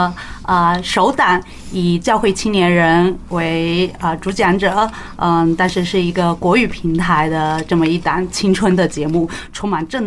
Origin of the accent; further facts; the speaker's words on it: China; 当然我也是一个地地道道的中国人。